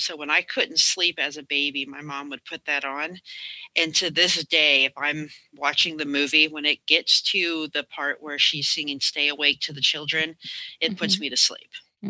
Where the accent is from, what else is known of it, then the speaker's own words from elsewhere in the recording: Florida, United States; I grew up in Florida